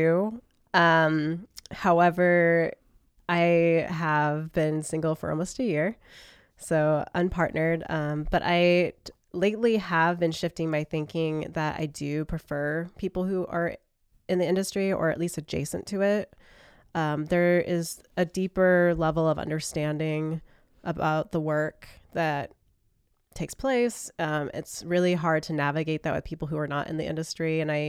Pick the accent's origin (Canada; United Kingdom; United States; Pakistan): United States; from my perspective as an American